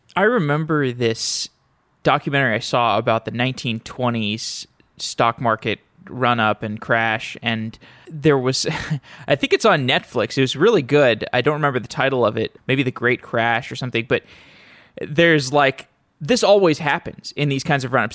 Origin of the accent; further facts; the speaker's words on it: Austin, Texas, United States; moved away; I'm from Austin originally